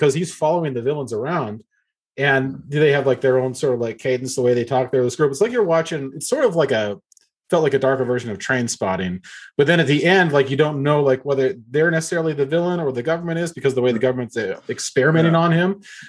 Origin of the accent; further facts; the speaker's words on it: Missoula, Montana, United States; my hometown in Missoula, Montana.